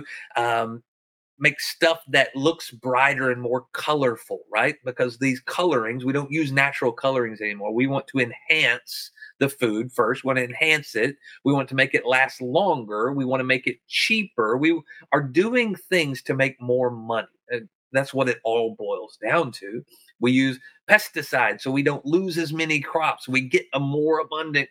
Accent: the South, United States; I'm from the South

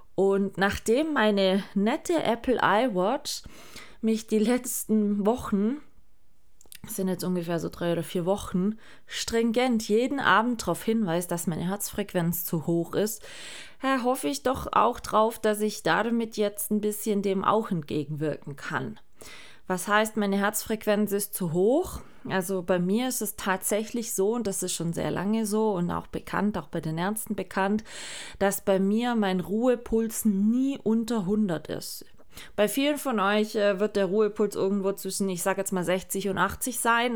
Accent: Germany; bei uns in Deutschland

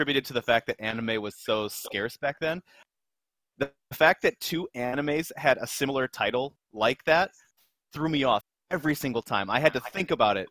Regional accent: United States; I'm American

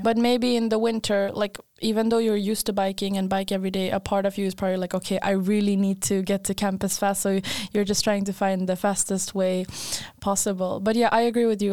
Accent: Skåne, Sweden; now in Linköping, Sweden; I grew up in Sweden

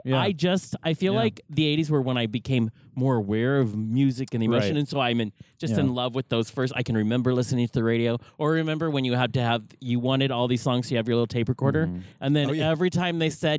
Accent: the Northwest, Pacific Northwest, United States; but we're from the Northwest

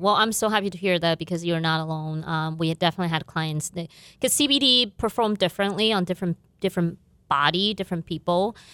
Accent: southern China, China; moved away as an adult; also born or lived in Beijing; now in Fargo, United States; My family still live in my hometown city in southern China.

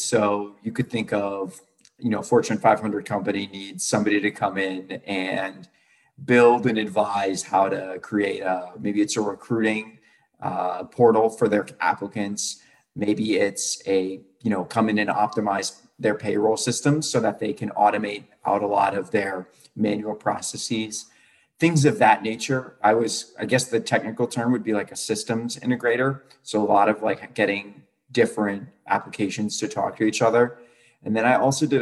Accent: Charlottesville, Virginia, United States; I'm from Charlottesville originally.

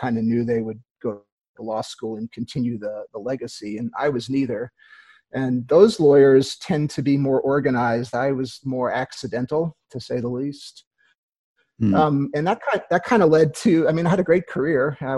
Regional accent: Queens, New York, United States; also born or lived in Long Island / New Haven; I grew up in the East Coast. I grew up in Queens, New York, and then Long Island, and then New Haven, Connecticut, and went off to college.

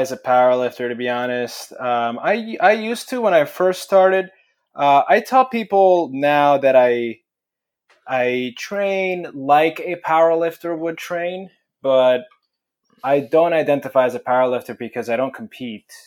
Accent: Italy; now in United States; I was born in Italy

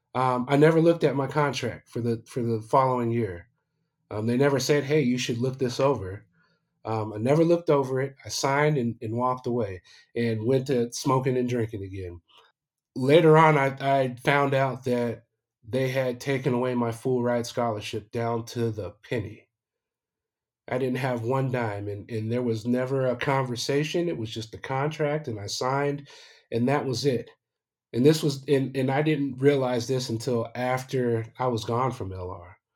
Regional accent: Aurora, Colorado, United States; moved away as an adult; also born or lived in Arizona; I was born and raised in Aurora, Colorado.

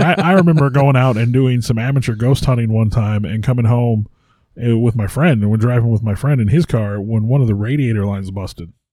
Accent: Missouri, United States; I'm from Missouri

